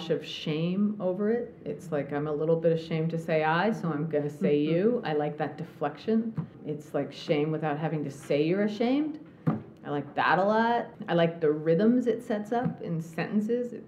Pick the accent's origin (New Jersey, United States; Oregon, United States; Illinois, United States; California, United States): New Jersey, United States; I'm from New Jersey, and that's how people speak there.